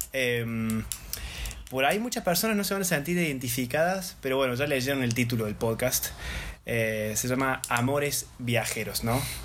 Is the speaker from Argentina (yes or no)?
yes; Córdoba, Argentina; acaso no soy el de Córdoba